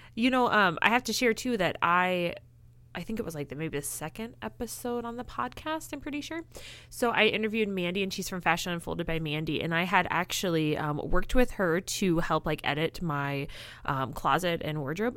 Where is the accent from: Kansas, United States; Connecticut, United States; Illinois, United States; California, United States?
Illinois, United States; moved away; I'm actually originally from Illinois